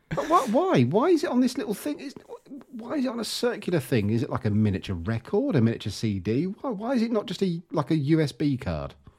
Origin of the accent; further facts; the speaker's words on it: England, United Kingdom; we're English